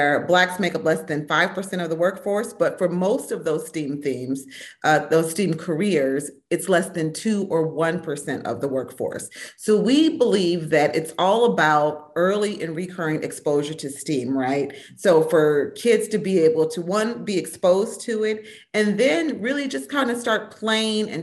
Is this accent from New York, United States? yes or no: no; Minnesota, United States; Growing up in Minnesota in the 70s